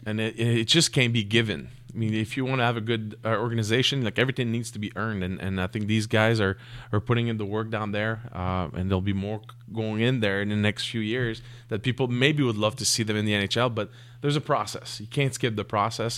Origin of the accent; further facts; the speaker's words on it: Canada; we're Canadian